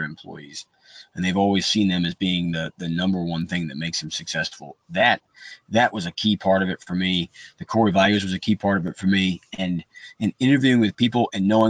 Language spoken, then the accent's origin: English; Buffalo, New York, United States; now in Atlanta, United States; I'm from Buffalo, New York.